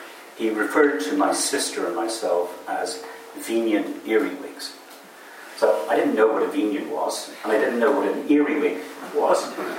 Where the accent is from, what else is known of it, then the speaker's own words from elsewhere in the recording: Kaduna, Kaduna State, Nigeria; also born or lived in Cork, Ireland; I was born in Cork in 1958, so I'm a little older than you, distinctly older. I was taken to Nigeria at the age of 13 months, and the Nigerian Civil War more or less broke out in our backyard. We were living in Kaduna in northern Nigeria.